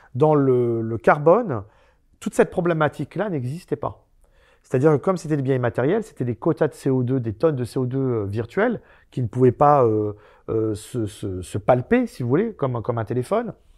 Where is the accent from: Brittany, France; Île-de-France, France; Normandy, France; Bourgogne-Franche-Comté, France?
Île-de-France, France; Pantin; also born or lived in Aubervilliers; moi je suis né à Aubervilliers et j'ai grandi à Pantin